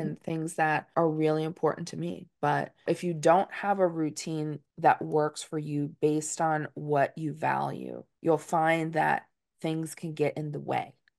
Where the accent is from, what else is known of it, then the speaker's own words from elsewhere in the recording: Dutchess County, New York, United States; as a Northeasterner, I'm from Dutchess County, New York.